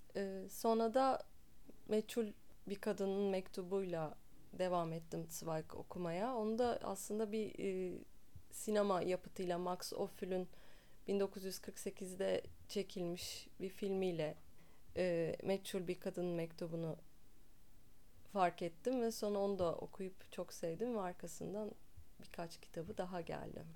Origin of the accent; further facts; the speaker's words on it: Istanbul, Turkey; İstanbul'da doğdum, İstanbul'da büyüdüm.